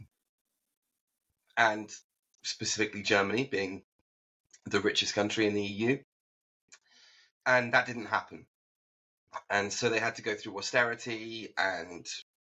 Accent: United Kingdom; now in Tokyo, Japan; as a Brit

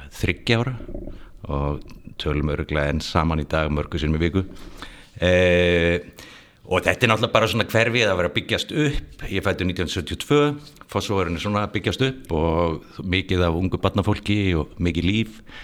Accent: Reykjavík, Capital Region, Iceland; moved away as an adult; ég er alveg upp í Fossvói eh, og var þar að eh, bjóð tömstöðum, Kurlandi fyrst og svo Bjarmalandi

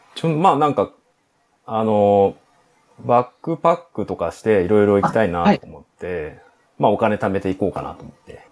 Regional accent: Yokohama, Kanagawa, Japan; also born or lived in Tokyo; 出身は東京ですね

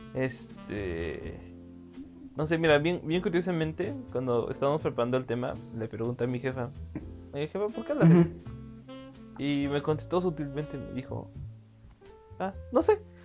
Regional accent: Mexico City, Mexico; Y yo soy del estado de México, pero también me crié en el DF

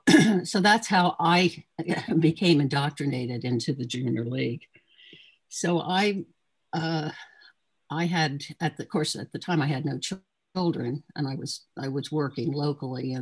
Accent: Trenton, New Jersey, United States; also born or lived in Chicago, Illinois / Ewing, New Jersey; I was from Trenton, or at least I wasn't born in Trenton

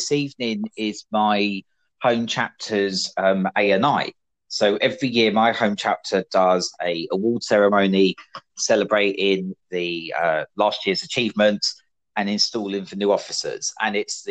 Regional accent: United Kingdom; moved away as an adult; being British

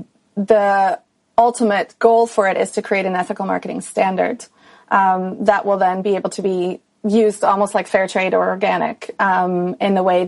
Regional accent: Switzerland; moved away as an adult; I grew up in Switzerland, went to school there, did everything there, and then started traveling when I was 18.

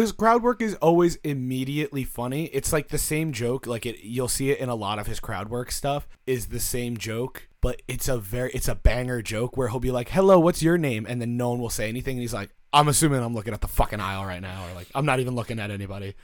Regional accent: United States; We're American.

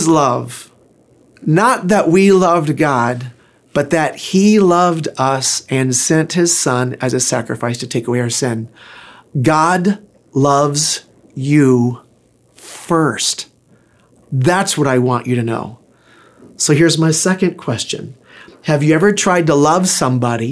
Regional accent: Pensacola, Florida, United States; I was born in Pensacola, Florida

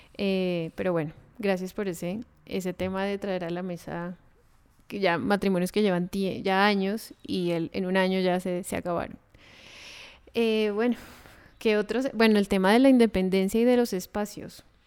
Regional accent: Colombia; nosotros dos somos colombianos

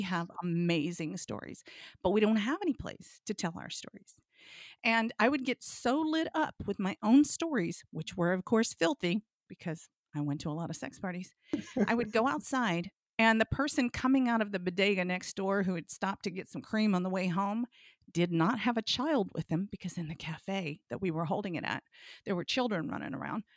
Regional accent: Blue Ridge Mountains of Virginia, United States; I grew up in the South. I grew up in the Blue Ridge Mountains of Virginia, spent my summers in West Virginia.

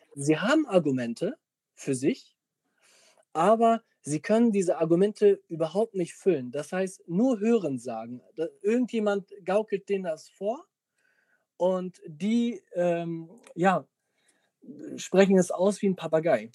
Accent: Mölln, Schleswig-Holstein, Germany; ich komme außerhalb von Hamburg

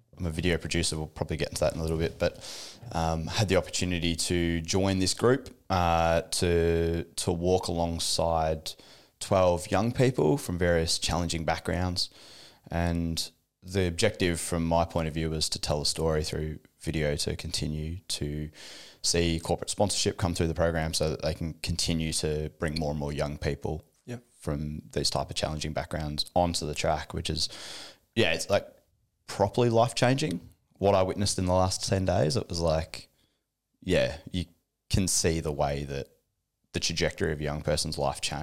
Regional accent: Geelong, Victoria, Australia; also born or lived in Batesford / Vanuatu; I grew up in Geelong, Geelong kid, born and bred

